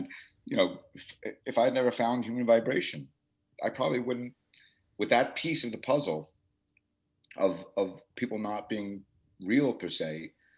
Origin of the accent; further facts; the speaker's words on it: United States; we're American.